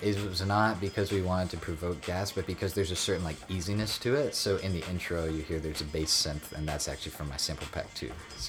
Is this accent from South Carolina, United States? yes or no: yes; Seneca, South Carolina, United States; I'm from Seneca, North Carolina, if you even know where that is.